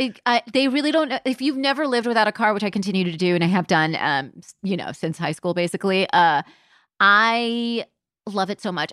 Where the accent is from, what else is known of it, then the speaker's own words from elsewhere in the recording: Palm Springs, California, United States; moved away; also born or lived in London; I grew up in Palm Springs, California